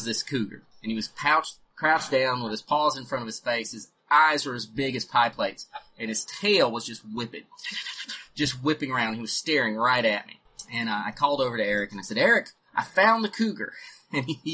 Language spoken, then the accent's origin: English; North Carolina, United States; moved away as an adult; also born or lived in Missouri; when I was 18, I moved from North Carolina to Missouri